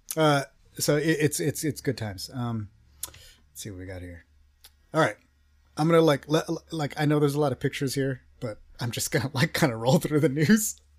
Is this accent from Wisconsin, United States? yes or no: no; Texas, United States; I'm from Texas